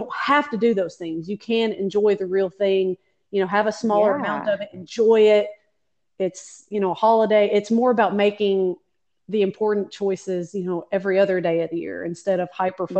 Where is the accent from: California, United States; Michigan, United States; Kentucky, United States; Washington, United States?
Kentucky, United States; I'm from Kentucky